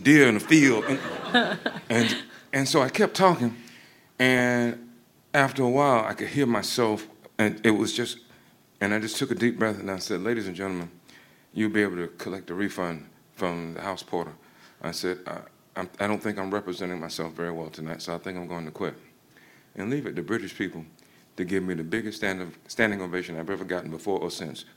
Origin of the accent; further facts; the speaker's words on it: Georgia, United States; moved away as an adult; now in United Kingdom; back home in Georgia, I felt like an outsider all the time